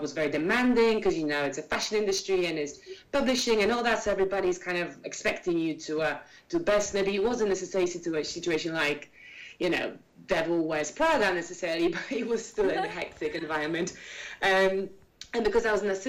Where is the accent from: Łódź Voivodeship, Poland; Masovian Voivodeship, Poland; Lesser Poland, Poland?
Masovian Voivodeship, Poland; Warsaw; I'm from Warsaw